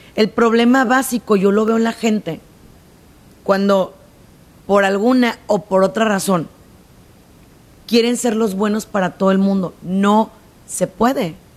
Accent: Mexico; en mi país se usa mucho

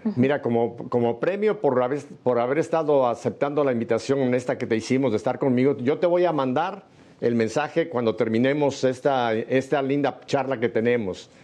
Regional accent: Mexico; México, en mi país

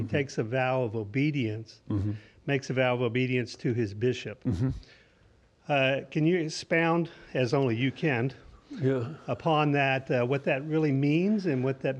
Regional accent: Tulsa, Oklahoma, United States; Tulsa, Oklahoma.

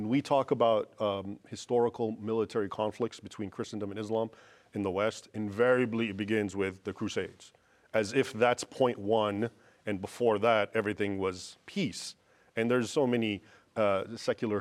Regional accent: Egypt; I'm a Copt from Egypt

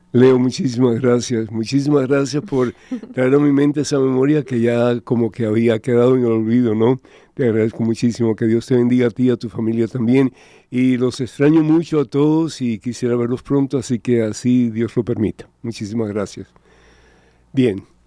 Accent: Cuba; moved away; yo soy de Cuba originalmente y mi juventud fue muy fea

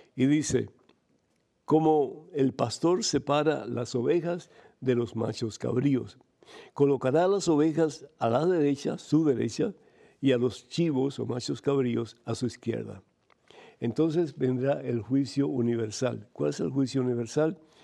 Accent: Cuba; moved away; yo soy de Cuba originalmente

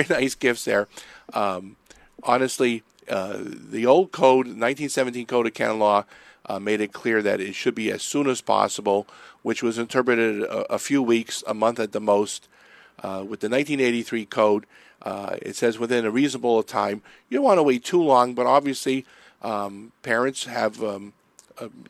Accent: Erie, Pennsylvania, United States; moved away; I'm from Erie, so this is summer weather for us.

